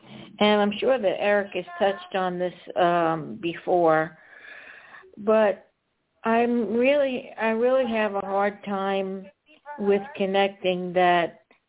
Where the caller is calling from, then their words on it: Atlanta, Georgia, United States; I'm calling from the Atlanta, Georgia area.